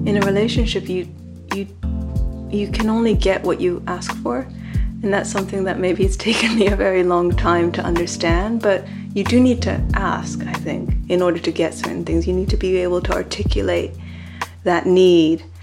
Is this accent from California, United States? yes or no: yes; California, United States; first language Japanese; I grew up in California, but my parents were both immigrants to this country